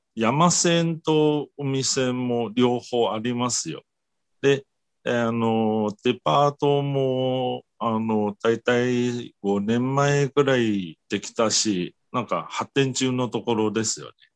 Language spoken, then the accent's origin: Japanese; Taiwan; Japanese is a second language; 私が台湾出身